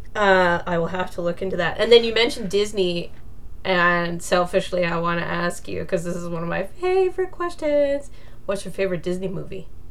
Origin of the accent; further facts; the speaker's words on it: Alberta, Canada; moved away; I'm originally from Alberta